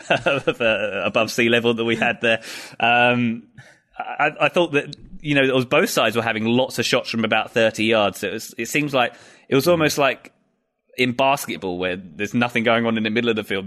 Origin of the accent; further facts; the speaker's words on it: United Kingdom; I'm being British